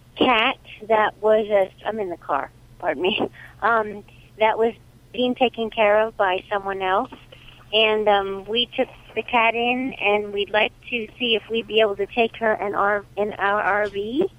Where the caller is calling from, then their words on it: Auburn, Pennsylvania, United States; Auburn, Pennsylvania.